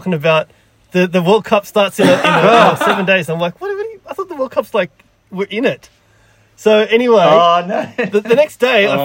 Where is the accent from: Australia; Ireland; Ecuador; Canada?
Australia; Canberra, Australian Capital Territory; I'm from Canberra